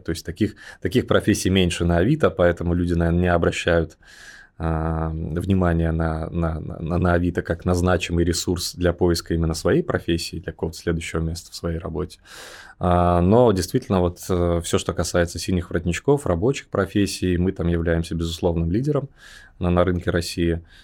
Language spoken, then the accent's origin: Russian; Belarus; moved away as an adult; also born or lived in Riga, Latvia; now in Moscow, Russia; сам я родился в Беларуси, вот, и там провел сознательную юность.